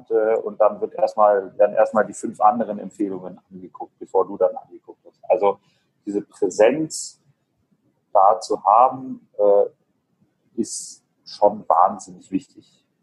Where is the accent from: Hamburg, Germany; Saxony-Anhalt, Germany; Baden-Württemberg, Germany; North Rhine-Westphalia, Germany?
Baden-Württemberg, Germany; Ulm; ich komme aus {S1} Ulm